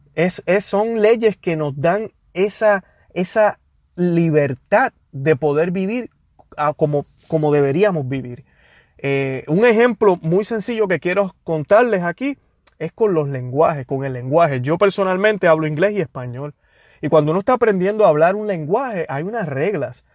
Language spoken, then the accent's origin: Spanish; Puerto Rico; now in United States; yo que soy de Puerto Rico